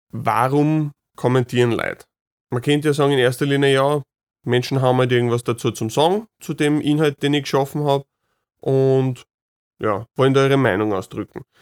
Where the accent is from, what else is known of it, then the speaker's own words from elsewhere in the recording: Vienna, Austria; Also oft genug, wenn ich sage, ich komme aus Wien, kommen mir direkt da irgendwelche ja, negativen Vorurteile oder, oder persönliche Wertungen entgegen